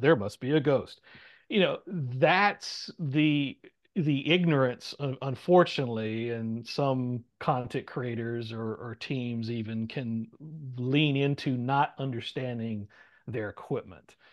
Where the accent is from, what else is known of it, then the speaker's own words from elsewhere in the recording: the South, United States; being a Southerner